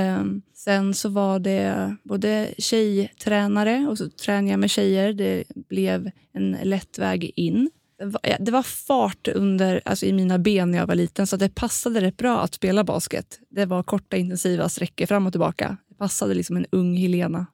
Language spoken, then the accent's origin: Swedish; Linköping, Östergötland, Sweden; moved away as an adult; now in Stockholm, Sweden; jag kommer från Linköping men har ju bott då mitt vuxna liv i Stockholm